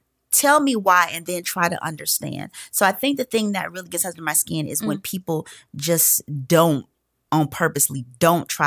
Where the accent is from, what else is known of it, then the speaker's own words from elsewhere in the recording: Garfield Heights, Ohio, United States; I grew up in Garfield Heights, Ohio, which is near Cleveland.